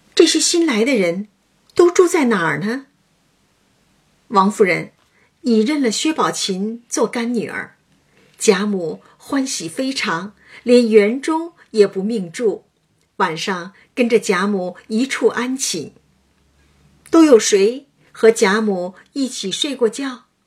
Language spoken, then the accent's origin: Chinese; a small mountain village in Hunan, China; moved away; 我小时候，在湖南园林，三面环山，一面临水的小山村经历过